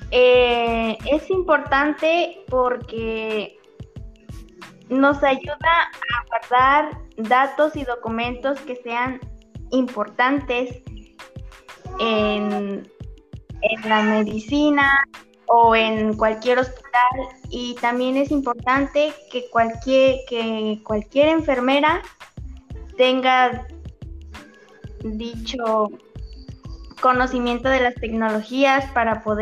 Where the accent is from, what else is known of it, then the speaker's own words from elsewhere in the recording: Tenampulco, Puebla, Mexico; soy de Tenampulco, Puebla y soy estudiante de la licenciatura en enfermería de Puebla.